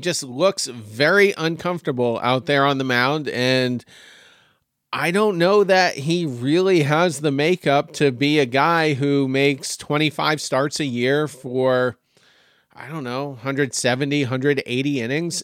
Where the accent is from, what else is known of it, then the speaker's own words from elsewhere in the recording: Windham, Maine, United States; now in Myrtle Beach, United States; Still up in my home state of Maine